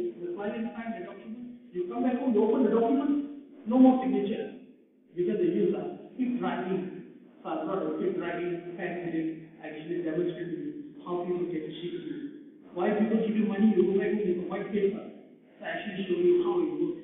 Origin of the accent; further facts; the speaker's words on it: Malaysia; we are Malaysian